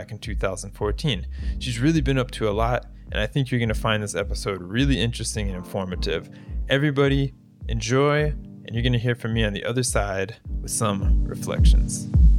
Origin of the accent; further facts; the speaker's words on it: Florida, United States; moved away; I'm from United States, I'm from Florida.